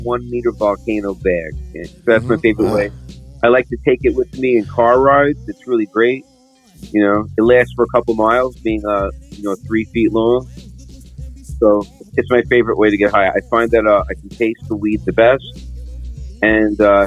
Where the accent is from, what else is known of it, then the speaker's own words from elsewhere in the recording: Brooklyn, New York, United States; I'm from Brooklyn originally